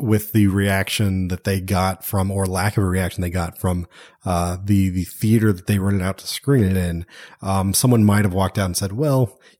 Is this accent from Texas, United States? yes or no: yes; Texas, United States; born there; I was born in Texas, man. I'm a Texan.